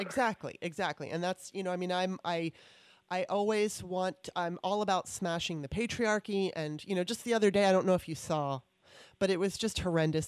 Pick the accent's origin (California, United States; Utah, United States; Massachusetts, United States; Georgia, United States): California, United States; moved away as an adult; also born or lived in Maryland; now in Washington, D.C., United States; I was from Maryland, moved out to California when I was nine in '77, and then moved back to the D.C. area um, in 2018